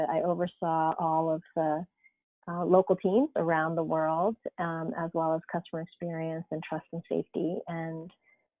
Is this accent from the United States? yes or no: yes; East Coast, United States; moved away as an adult; So I grew up on the East Coast actually, and, you know, sort of did my college and went to grad school there